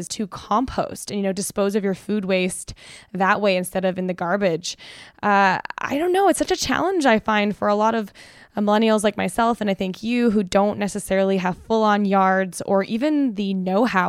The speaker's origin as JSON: {"language": "English", "country": "Canada", "tie": "born or raised there", "moved": "yes", "said": "I grew up with one in Canada"}